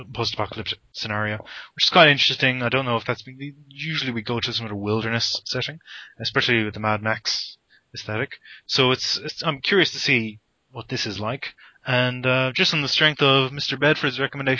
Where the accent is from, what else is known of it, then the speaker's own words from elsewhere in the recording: Ireland; growing up in Ireland